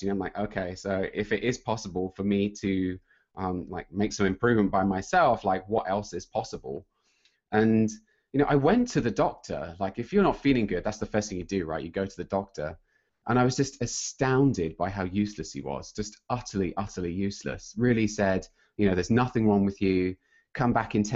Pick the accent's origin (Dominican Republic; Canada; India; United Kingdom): United Kingdom; accent: British; moved away as an adult; also born or lived in Sunnyvale, California; I'm British